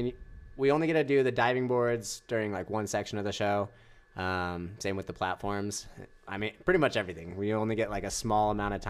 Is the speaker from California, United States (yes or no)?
no; Kaysville, Utah, United States; I'm from Utah, I'm from Salt Lake